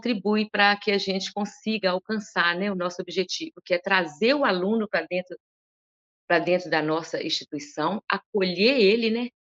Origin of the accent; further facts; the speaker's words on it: Northeast Region, Brazil; E como eu vim do Nordeste e eu conhecia tão bem aquilo que eu estava representando